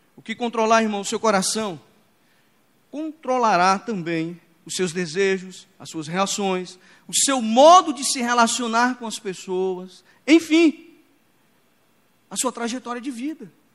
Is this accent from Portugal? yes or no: no; Imperatriz, Maranhão, Brazil; Quando eu era criança, lá em Imperatriz do Maranhão, Imperatriz é conhecida como uma cidade é o portal da Amazônia, lá onde a Amazônia começa, lá em Imperatriz. Então é uma vida selvagem ali já. Então eu cresci